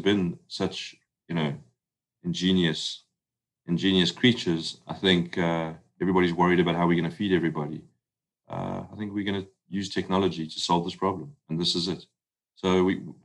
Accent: South Africa; accent: South African; now in United States; you can hear my accent. I'm South African. And, you know, we came to the States

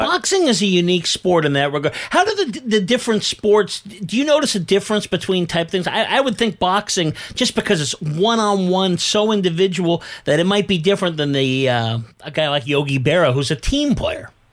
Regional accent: Bay Area, California, United States; I grew up in the Bay Area

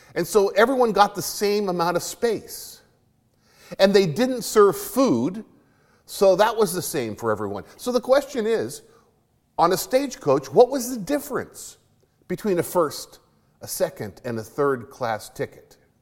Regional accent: Arizona, United States; When I was growing up in Arizona

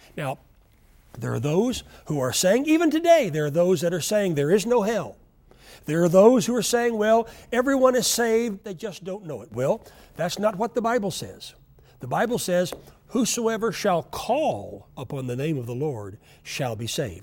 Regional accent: Oklahoma, United States; I grew up in Oklahoma where we never ever heard of, of earthquakes

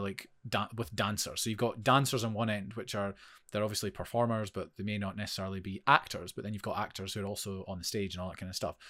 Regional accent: Forfar, Scotland, United Kingdom; moved away as an adult; also born or lived in Edinburgh; I moved from Forfar, went to study in Edinburgh

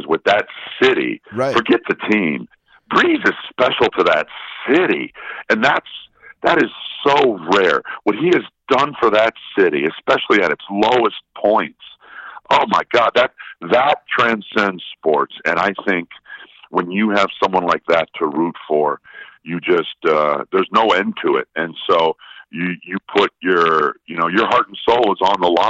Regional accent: Milwaukee, Wisconsin, United States; I'm from Milwaukee, born and bred

